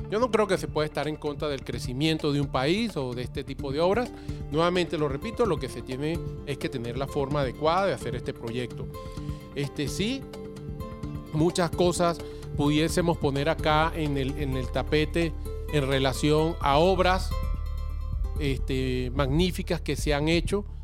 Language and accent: Spanish; Mexico; also born or lived in Venezuela; Yo soy mexicano nacido en Venezuela.